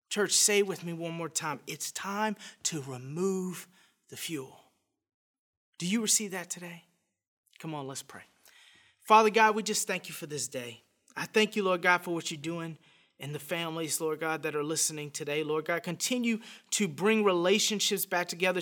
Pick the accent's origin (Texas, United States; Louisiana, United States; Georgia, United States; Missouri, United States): Louisiana, United States; Scott; I was raised in a little town outside Lafayette, Louisiana called Scott